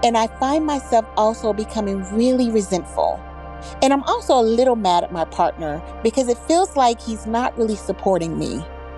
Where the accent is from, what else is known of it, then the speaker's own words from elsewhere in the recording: North Carolina, United States; Hi, Headspace. … I'm from North Carolina.